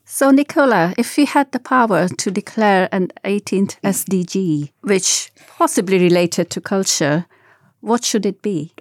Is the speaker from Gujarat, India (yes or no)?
yes; Gujarat, India; moved away; I grew up in Gujarat, western part of India